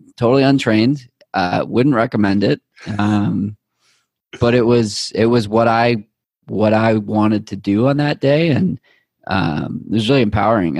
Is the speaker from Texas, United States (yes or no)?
no; Boston, Massachusetts, United States; also born or lived in Needham; someone that grew up in Boston and having a lot of hometown pride